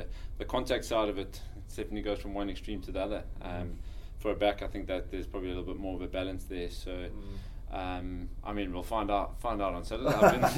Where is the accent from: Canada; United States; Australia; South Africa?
South Africa; Johannesburg, Gauteng; moved away as an adult; also born or lived in Kimberley, South Africa; now in Scotland; I grew up in South Africa in Joburg, went to school there and played there